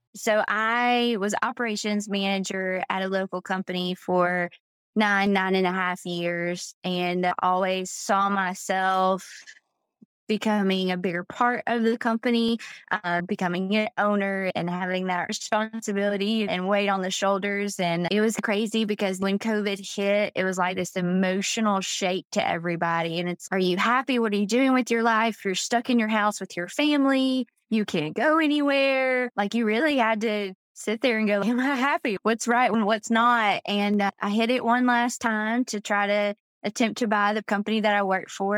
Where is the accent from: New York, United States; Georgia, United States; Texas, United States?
Georgia, United States; moved away as an adult; now in Florida, United States; I'm originally from Georgia